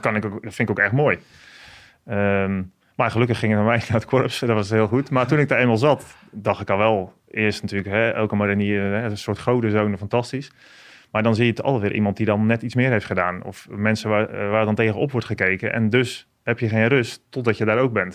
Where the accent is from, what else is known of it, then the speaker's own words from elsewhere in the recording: Apeldoorn, Gelderland, Netherlands; ik kom uit een gezin van tien kinderen. En wij wonen in Apeldoorn op de Veluwe.